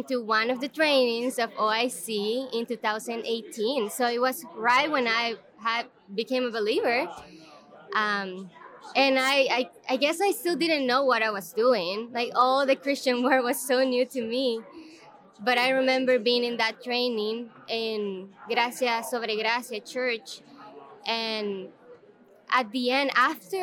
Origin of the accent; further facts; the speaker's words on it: El Salvador; moved away as an adult; now in United States; I'm from El Salvador. I'm currently working for ACBC, but I moved to the U.S. in 2019, so I've been my whole life in El Salvador